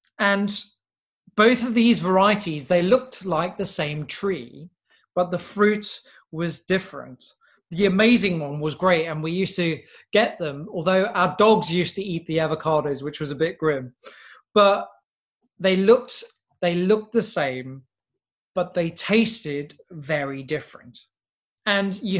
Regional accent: South Africa; when we were growing up in South Africa

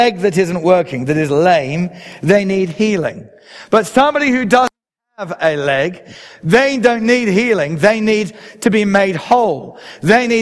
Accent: England, United Kingdom; I am an Englishman.

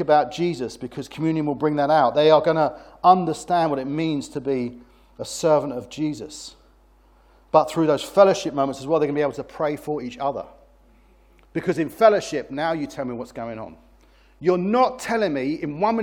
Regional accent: United Kingdom; I'm British

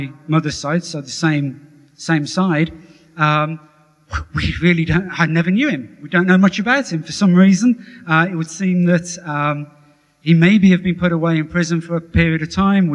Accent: Wolverhampton, West Midlands, United Kingdom; I was born in a council house in Wolverhampton

